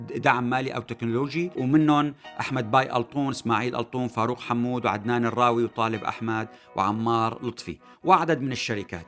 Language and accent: Arabic; Syria; لنا كسوريين